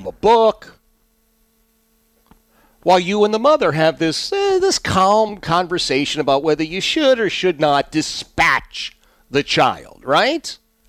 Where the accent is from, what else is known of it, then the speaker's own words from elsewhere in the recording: Philadelphia, Pennsylvania, United States; I mean, I grew up in Philadelphia. I didn't know from turkeys.